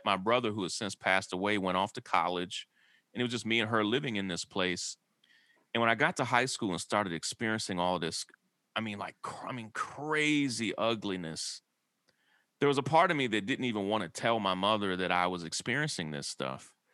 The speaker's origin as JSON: {"language": "English", "region": "Kentucky", "country": "United States", "tie": "born or raised there", "said": "I grew up in a small rural town in Kentucky"}